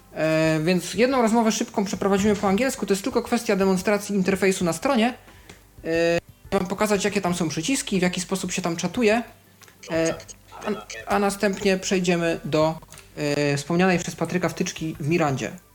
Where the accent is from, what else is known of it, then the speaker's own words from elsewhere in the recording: Poland; skąd jestem, odpisuje Poland